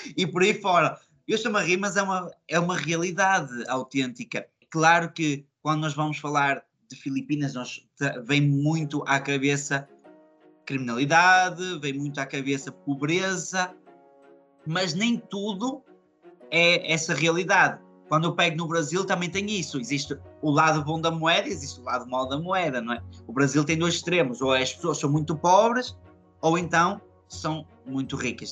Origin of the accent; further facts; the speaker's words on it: Portugal; moved away as an adult; quando eu saí de Portugal